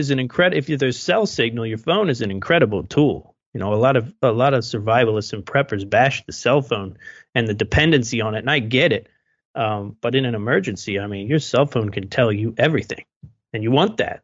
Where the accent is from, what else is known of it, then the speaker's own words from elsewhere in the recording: United States; we're American too